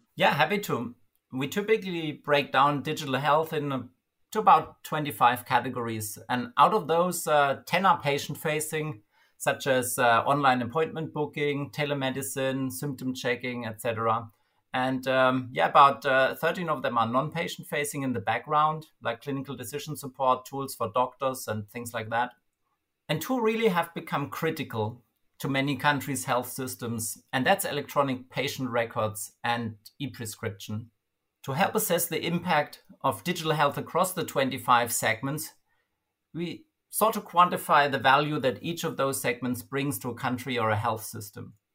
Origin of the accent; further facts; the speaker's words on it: Germany; my home country, Germany